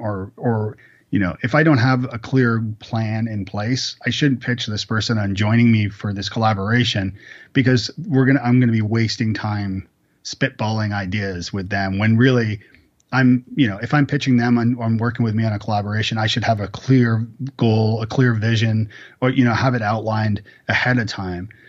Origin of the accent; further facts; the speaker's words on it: Canada; now in Nashville, United States; I'm actually Canadian